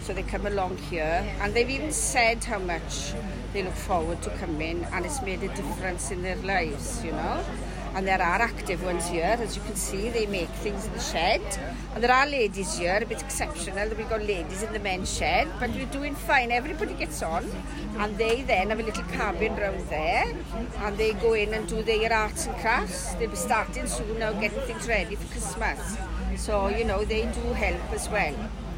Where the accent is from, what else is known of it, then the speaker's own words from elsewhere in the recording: Brynamman, Wales, United Kingdom; I come from Brynaman, so a little bit further than Clydach